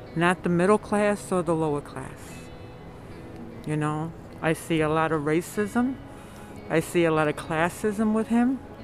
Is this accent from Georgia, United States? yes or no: no; New York, United States; now in Amherst, United States; I'm originally from New York.